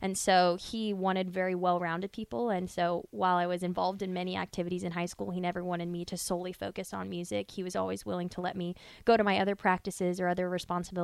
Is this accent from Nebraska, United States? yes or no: yes; Omaha, Nebraska, United States; we grew up in Omaha